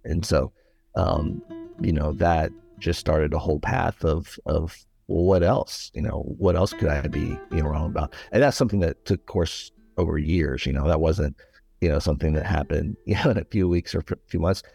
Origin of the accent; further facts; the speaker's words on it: Nashville, Tennessee, United States; I was born and raised in the Buckle of the Bible Belt, uh, here in Nashville, Tennessee